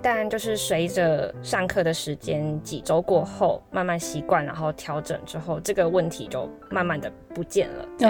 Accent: Taiwan; 因为我是台湾人嘛

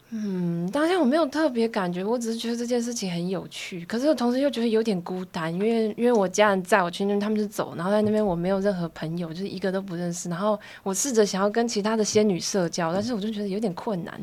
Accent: Taipei, Taiwan; 我是台北长大的小孩

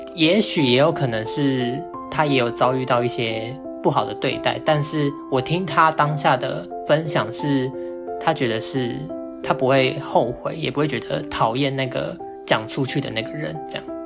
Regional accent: Hualien, Hualien County, Taiwan; 我还是高中生，我读五花莲的一座，一，呃，一个男校

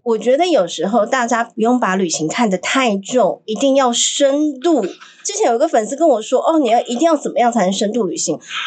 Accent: Taiwan; 就像你看我们台湾人很喜欢排队

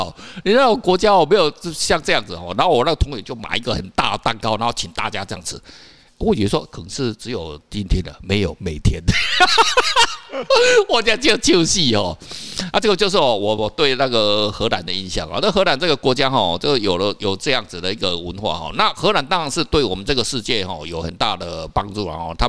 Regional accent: Kaohsiung, Taiwan; 我们像我是高雄人，然后奇怪，有些人，哎，他为什么头发是红色？

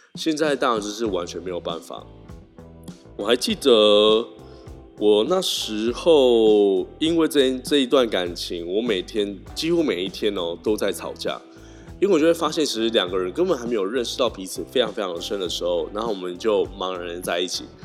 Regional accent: Tainan, Taiwan; moved away as an adult; also born or lived in Taipei; 我就是一个台南人嘛，所以当到台北的时候

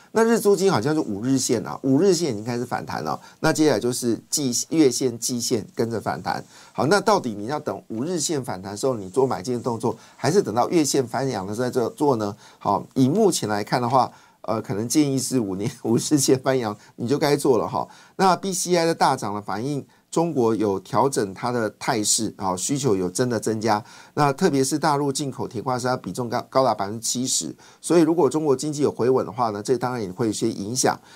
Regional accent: Taiwan; 我们台湾人

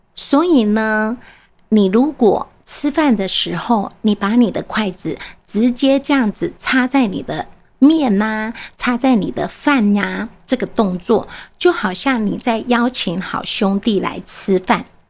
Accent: Taiwan; 我们台湾人说的，“卖鸡的时阵入厝啦，不要这个时候入错。”

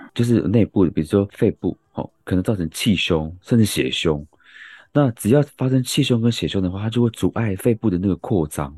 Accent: Yilan County, Taiwan; moved away; 我是宜兰人

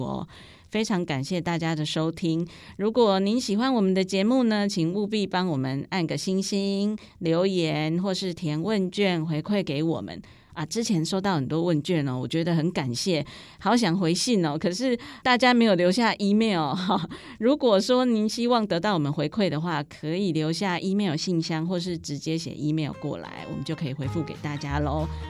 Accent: Taiwan; 我们台湾人

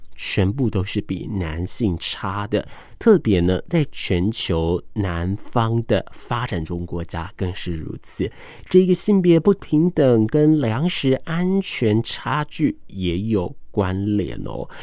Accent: Taiwan; 我也安全地在这个岛屿上面长大

